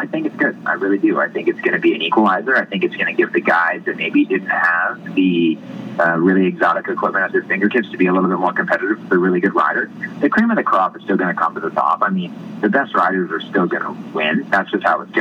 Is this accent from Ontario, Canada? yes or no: yes; Northern Ontario, Canada; I'm from Northern Ontario